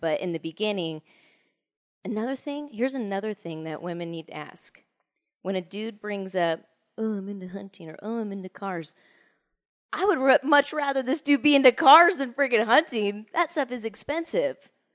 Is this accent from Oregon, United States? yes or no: no; Orange County, California, United States; moved away; born and raised in Orange County